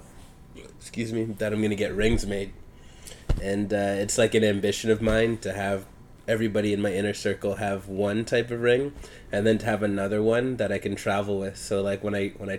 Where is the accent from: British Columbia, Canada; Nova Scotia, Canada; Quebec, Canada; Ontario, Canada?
Ontario, Canada; Hamilton; I grew up in Hamilton, Ontario.